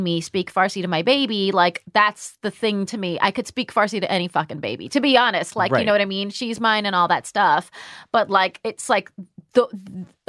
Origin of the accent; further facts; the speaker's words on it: United States; as an American